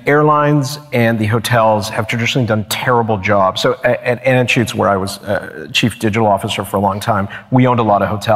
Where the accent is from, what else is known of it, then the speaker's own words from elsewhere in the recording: Canada; I'm Canadian